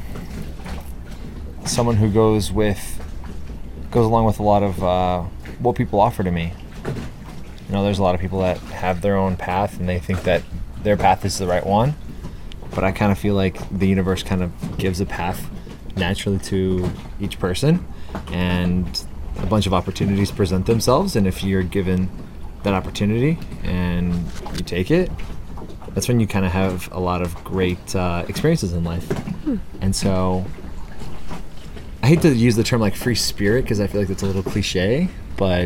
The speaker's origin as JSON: {"language": "English", "area": "outside of Chicago", "region": "Illinois", "country": "United States", "tie": "born or raised there", "said": "I grew up outside of Chicago"}